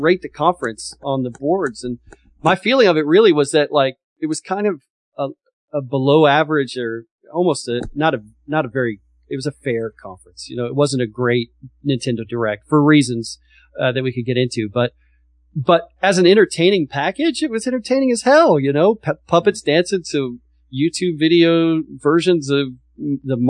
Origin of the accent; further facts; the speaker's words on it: Texas, United States; I'm from Texas